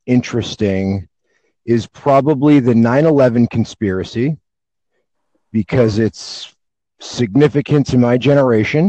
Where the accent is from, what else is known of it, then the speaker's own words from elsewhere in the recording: United States; I'm from the U.S.